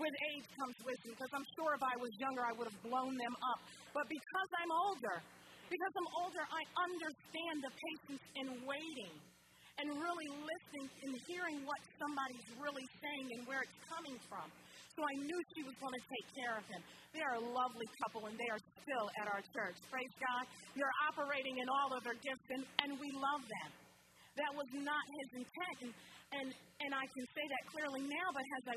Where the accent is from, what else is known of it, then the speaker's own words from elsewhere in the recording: New Jersey, United States; now in Olean, United States; I'm from New Jersey originally. But I live in upstate New York, and that's where my mother and father were raised